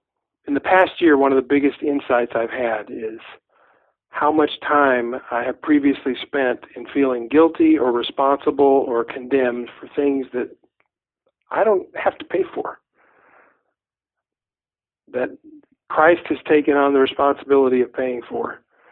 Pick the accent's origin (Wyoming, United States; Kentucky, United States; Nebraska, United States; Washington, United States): Kentucky, United States; uh, Mud between your toes, creeks, hills, grass, that slow southern drawl, and I'm just going to say it, moonshine.